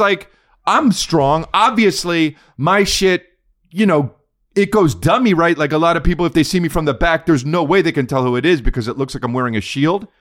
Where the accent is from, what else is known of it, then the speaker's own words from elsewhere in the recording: New Jersey, United States; We're from Jersey.